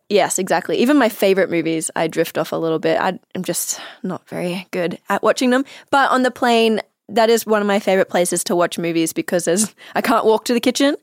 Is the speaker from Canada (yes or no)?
no; Australia; accent: Australian; now in Los Angeles, United States; I was Australian